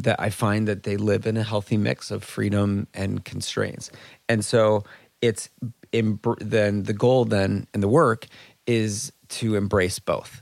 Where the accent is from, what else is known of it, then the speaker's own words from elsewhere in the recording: Minnesota, United States; moved away as an adult; also born or lived in Indianapolis; I grew up in Minnesota